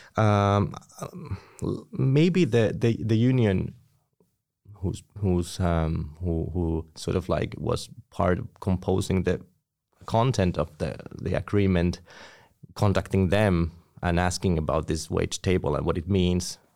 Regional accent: Tampere, Pirkanmaa, Finland; I was born in Tampere, studied here, and I'm currently working here

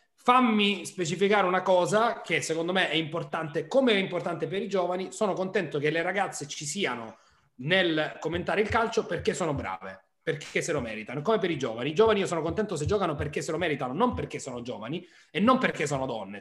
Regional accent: Nardò, Apulia, Italy; io sono nato a Nardò e sono neretino

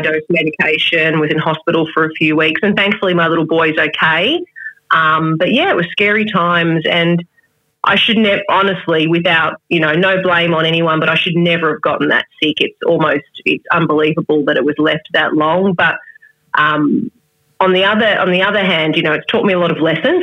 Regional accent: Melbourne, Victoria, Australia; moved away as an adult; also born or lived in Adelaide; I moved back to Melbourne, my hometown

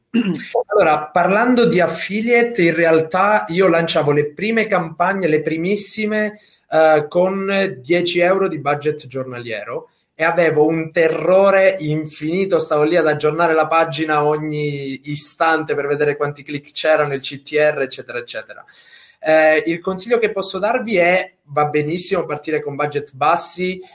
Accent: Sicily, Italy; io da buon siciliano

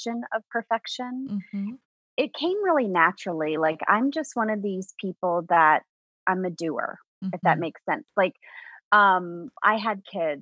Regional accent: suburbs of DC, Virginia, United States; now in Appalachian Mountains of Virginia, United States; I grew up in Virginia, but I grew up in the suburbs of DC

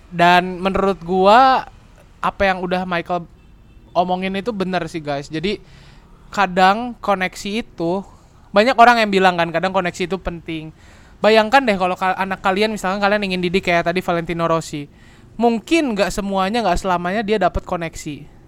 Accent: Bandung, West Java, Indonesia; ya enggak sih sebenarnya kita juga berdua dari Bandung dan kita bangga sih sama Bandung

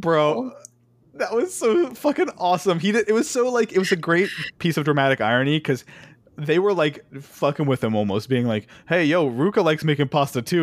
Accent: United States; a closed-minded American

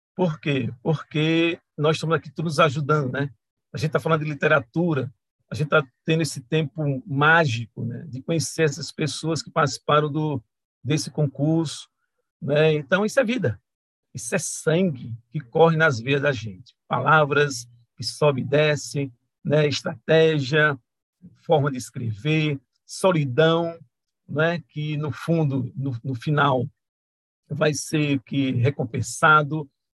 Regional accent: Juazeiro do Norte, Ceará, Brazil; eu sou de Juazeiro do Norte, do Ceará

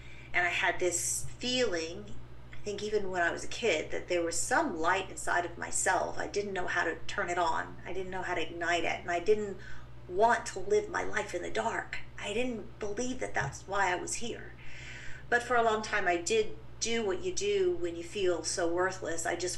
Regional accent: England, United Kingdom; born there; You know, I would have to start way back in England. I was born in the United Kingdom.

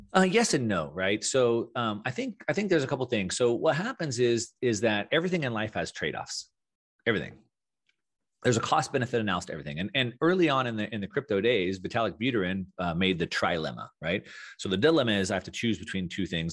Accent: South Texas, United States; moved away; also born or lived in Southern California; growing up in South Texas

